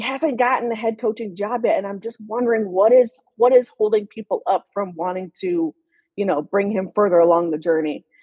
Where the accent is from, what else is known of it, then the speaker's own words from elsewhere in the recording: Dallas, Texas, United States; also born or lived in Houston, Texas; I'm actually from Houston, Texas originally and I okay. uh, was born there, grew up in, in Dallas area as well